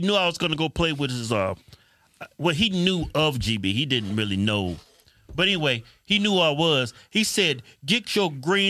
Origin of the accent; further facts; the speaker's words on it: Martinsville, Virginia, United States; we grew up in Martinsville, Virginia